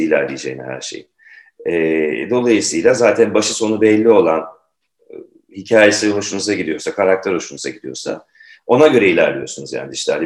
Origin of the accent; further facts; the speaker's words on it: Turkey; bir Türk olarak.